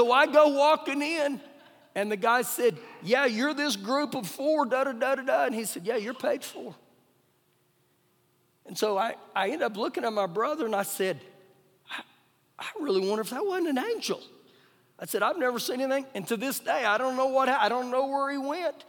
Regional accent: Oklahoma, United States; I was born in Oklahoma

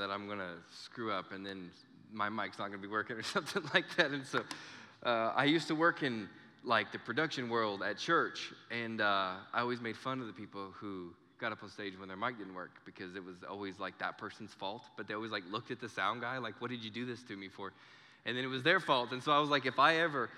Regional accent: Clovis, New Mexico, United States; We're from Clovis

